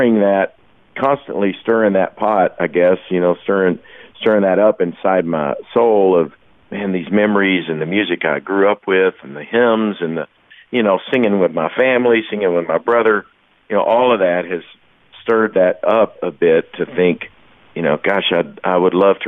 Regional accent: Kentucky, United States; first sounds I remember as a little boy growing up in Kentucky

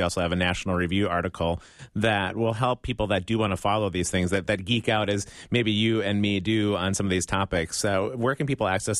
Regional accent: Midwest, United States

